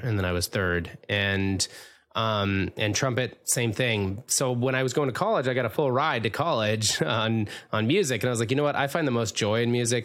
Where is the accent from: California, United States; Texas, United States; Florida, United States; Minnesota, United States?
Minnesota, United States; David was born and raised in Minnesota, like myself